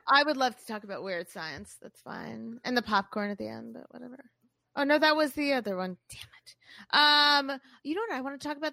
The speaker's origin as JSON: {"language": "English", "town": "Boca Raton", "region": "Florida", "country": "United States", "said": "I'm from Boca"}